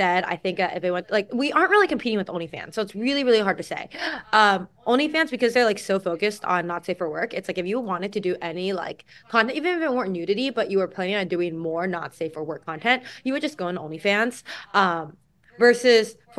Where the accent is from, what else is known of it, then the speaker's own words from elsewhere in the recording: California, United States; I grew up in California.